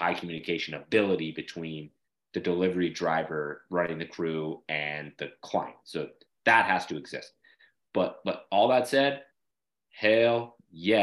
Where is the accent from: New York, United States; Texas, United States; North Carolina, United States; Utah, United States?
Utah, United States; Salt Lake City; moved away as an adult; also born or lived in California; now in Louisiana, United States; I grew up in Salt Lake City, Utah, I left when I was 20